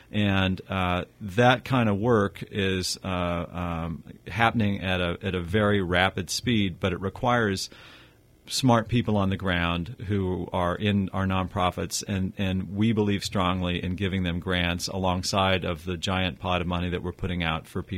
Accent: Roseville, California, United States; I'm a third generation Rosevillian. So I grew up in Roseville, California.

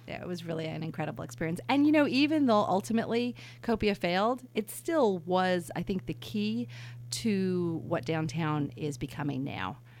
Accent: New York City, New York, United States; also born or lived in San Francisco; now in Napa, United States; I was born in New York City

